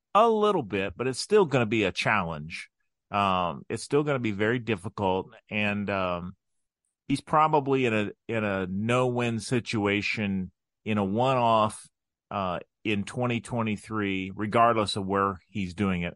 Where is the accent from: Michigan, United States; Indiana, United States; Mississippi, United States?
Indiana, United States; Crawfordsville; also born or lived in Frankfort, Indiana; growing up in Crawfordsville